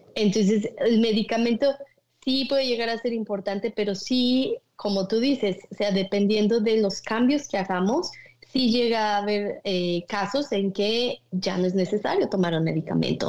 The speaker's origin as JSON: {"language": "Spanish", "town": "Naucalpan", "region": "State of Mexico", "country": "Mexico", "tie": "born or raised there", "moved": "as an adult", "lives_now": "Michigan, United States", "said": "yo nací en la Ciudad de México, pero crecí en lo que es el Estado de México, en Naucalpan"}